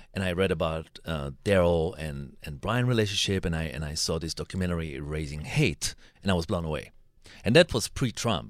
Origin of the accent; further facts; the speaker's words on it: Israel; I'm coming from Israel